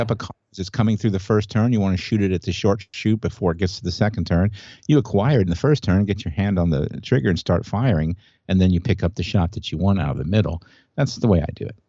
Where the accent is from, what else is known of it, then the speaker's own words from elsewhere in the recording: Indianapolis, Indiana, United States; I grew up in Indianapolis, where the Indianapolis five hundred was